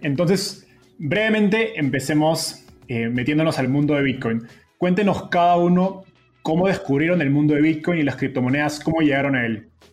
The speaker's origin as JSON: {"language": "Spanish", "country": "Peru", "said": "yo soy peruano"}